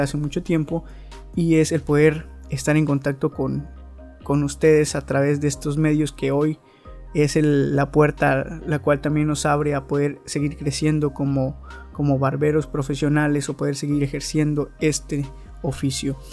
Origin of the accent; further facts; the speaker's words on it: Veracruz, Mexico; soy de Veracruz, México.